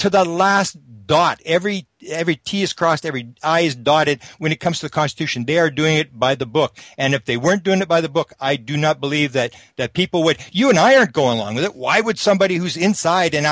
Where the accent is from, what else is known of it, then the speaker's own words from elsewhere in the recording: Canada; I'm a Canadian